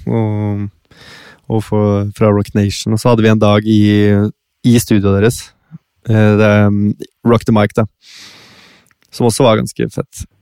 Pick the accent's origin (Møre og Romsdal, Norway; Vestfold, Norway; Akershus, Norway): Akershus, Norway; Bærum; Nå er jeg jo liksom fra Det å være fra Bærum